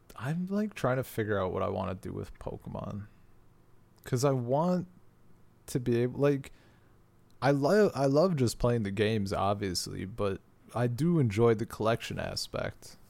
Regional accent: United States; moved away as an adult; the internet I have now is faster than anything that is currently available in my hometown in America.

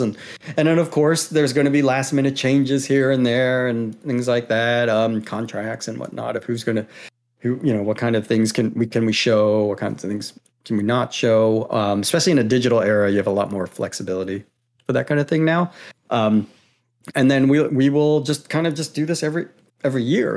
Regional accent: Maryland, United States; now in Pacific Northwest, United States; I'm from Maryland

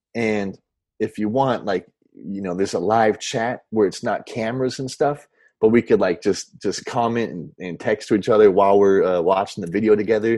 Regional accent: Orange County, Southern California, United States; moved away as an adult; now in Los Angeles, United States; growing up in Orange County, uh, Southern

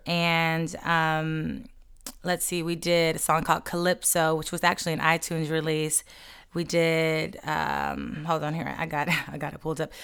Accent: Los Angeles, California, United States; moved away as an adult; also born or lived in Atlanta; took me back out to L A, my hometown

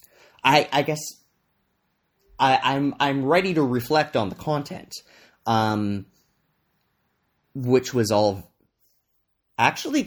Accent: Canada; now in Vancouver, Canada; I'm recording today from my hometown, Treaty 8 territory, the traditional lands of the Cree, Dene, Tha, and Beaver people.

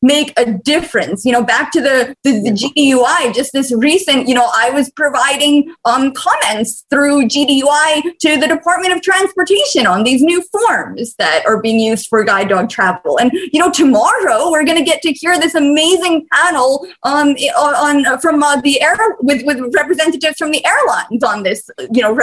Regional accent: Bosnia & Herzegovina; moved away; I'm from Bosnia originally

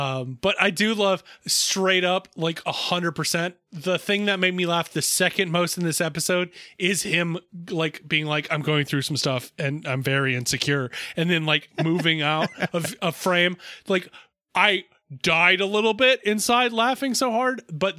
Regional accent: California, United States; I grew up in the Bay Area, but I'm a dad now.

